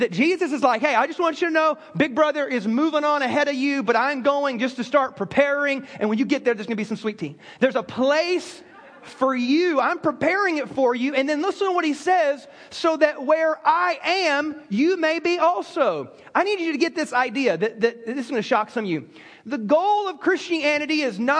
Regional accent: South Carolina, United States; moved away; I grew up in South Carolina

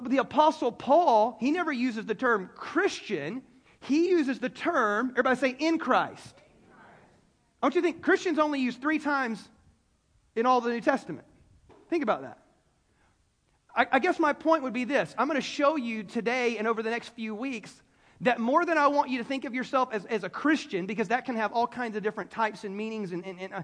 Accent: Greenville, South Carolina, United States; I was born in Greenville, South Carolina

